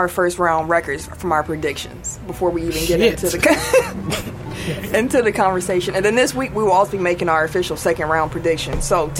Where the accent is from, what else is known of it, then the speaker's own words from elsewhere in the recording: Milwaukee, Wisconsin, United States; I'm from Milwaukee